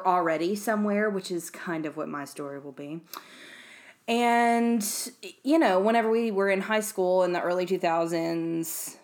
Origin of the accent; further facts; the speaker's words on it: the South, United States; accent: southern; if you can't tell by my insanely crazy accent, we live in the South